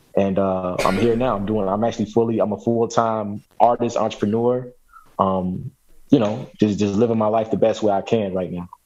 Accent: Chicago, Illinois, United States; moved away as an adult; also born or lived in San Diego / East Coast / West Coast; now in Louisville, United States; I was born and raised in Chicago

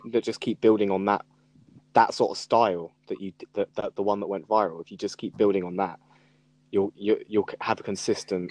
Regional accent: Norfolk, East of England, United Kingdom; also born or lived in Suffolk; now in Brighton, United Kingdom; I am Brighton based. Yeah. yeah. now I am. I was born in Norfolk though. No, I was born in Suffolk, but I lived in Norfolk.

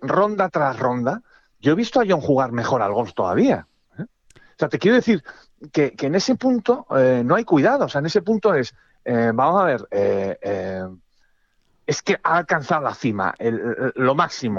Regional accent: Castile, Spain; como buen castellano

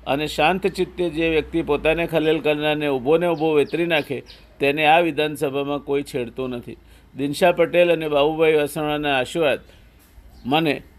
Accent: Siddhpur, Gujarat, India; હું જેની ધૂળમાં રમીને મોટો થયો જ્યાં મારું બાળપણ વીત્યું હાઈસ્કૂલ સુધીનું શિક્ષણ મેળવ્યું તે સિદ્ધપુર મારું વતન

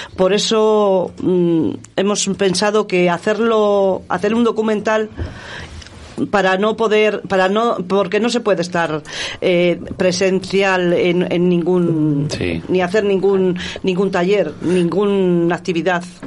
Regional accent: Íscar, Castile and León, Spain; mi pueblo, Iscar.

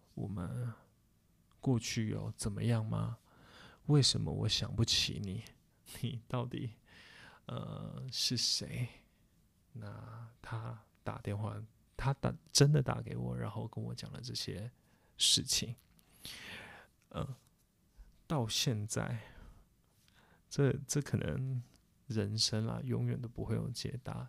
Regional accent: Taipei, Taiwan; 我们台北人，我们就回台北

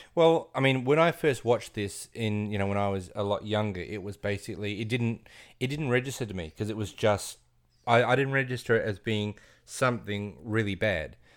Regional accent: Australia; we're Australian

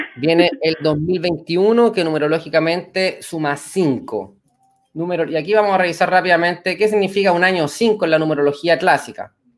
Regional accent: Chile; nosotros como pueblo chileno

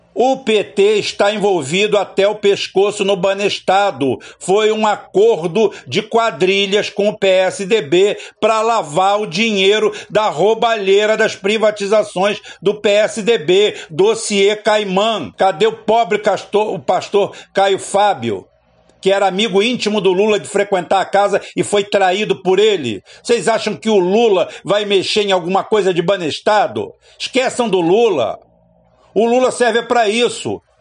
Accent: Barbacena, Minas Gerais, Brazil; quando era criança pequena lá em Barbacena

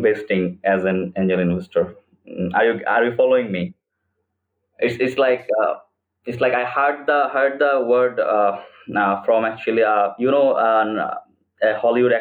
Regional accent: Chittagong, Chittagong Division, Bangladesh; now in Dhaka, Bangladesh; I was born in Chittagong, a city in Bangladesh

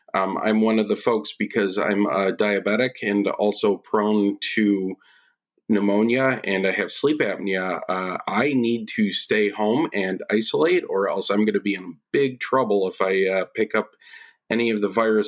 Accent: Buffalo, New York, United States; I am originally born and raised in the Buffalo, New York region. My parents and I moved around New York

